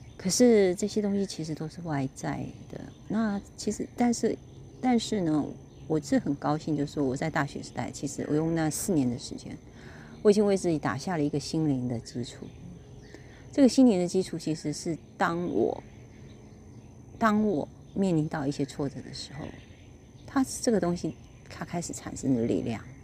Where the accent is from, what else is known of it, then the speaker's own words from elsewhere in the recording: Kaohsiung, Taiwan; 我是高雄人嘛，所以我们就是在一个工业区的环境里面